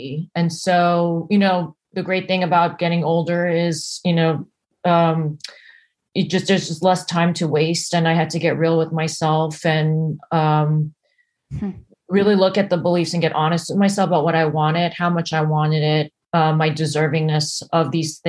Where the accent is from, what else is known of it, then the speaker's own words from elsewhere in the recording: United States; also born or lived in New Jersey / New York; now in Los Angeles, United States; I grew up in New York and New Jersey before, and lived there before I came out